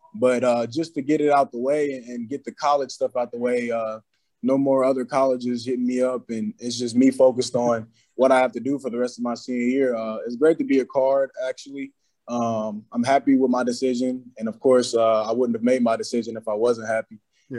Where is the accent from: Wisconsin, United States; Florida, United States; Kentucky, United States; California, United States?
Kentucky, United States; Louisville; I grew up watching basketball, football, Teddy Bridgewater, Preston Brown, all them guys.